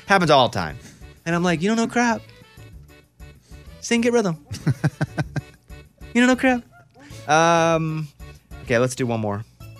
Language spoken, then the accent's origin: English; Arkansas, United States; Now, me growing up in Arkansas